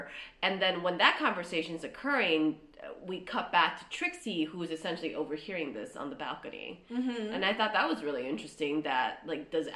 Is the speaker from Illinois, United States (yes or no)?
yes; Chicago, Illinois, United States; I'm also from Chicago